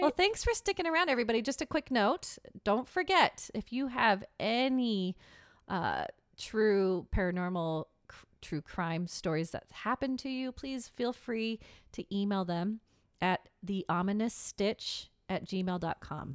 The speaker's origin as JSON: {"language": "English", "town": "Seattle", "region": "Washington", "country": "United States", "tie": "born or raised there", "said": "my hometown"}